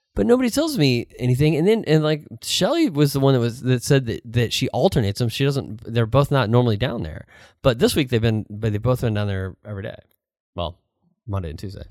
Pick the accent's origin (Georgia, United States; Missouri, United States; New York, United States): Missouri, United States; St. Louis; moved away; I grew up in Saint Louis